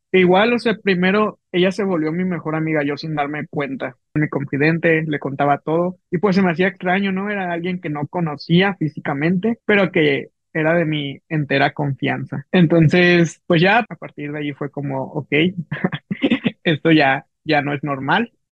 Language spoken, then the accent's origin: Spanish; Mexico City, Mexico; moved away as an adult; also born or lived in Veracruz; now in Ciudad Obregón, Mexico; Soy chilango, yo soy chilango